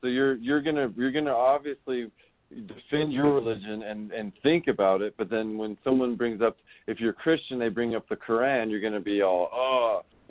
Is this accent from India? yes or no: no; Netherlands; I'm from Holland. Isn't that weird?